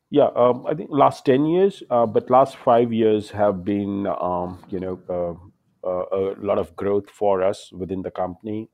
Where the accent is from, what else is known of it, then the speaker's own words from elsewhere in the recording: India; now in New York City, United States; I'm an Indian